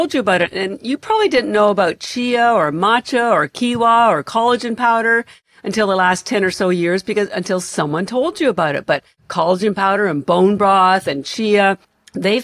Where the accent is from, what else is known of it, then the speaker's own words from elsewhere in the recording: Canada; now in Boston, United States; I'm Canadian, although I live in Boston